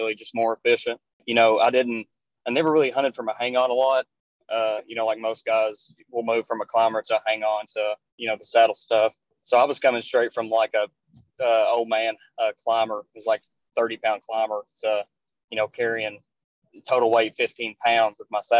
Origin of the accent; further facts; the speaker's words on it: Eastern Kentucky, United States; I was born and raised in Eastern Kentucky.